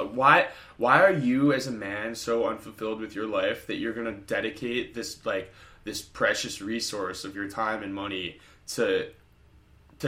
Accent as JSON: {"language": "English", "country": "United States", "said": "us as American citizens"}